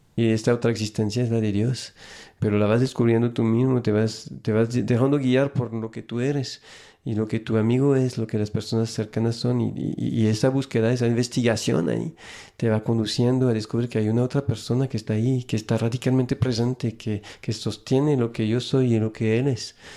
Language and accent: Spanish; small town near Lyon, Auvergne-Rhône-Alpes, France; Spanish is a second language; moved away as an adult; also born or lived in San Francisco, United States; now in Mexico; nací en un, lugarcito cerca de Lyon, en Francia, que se llama Brigné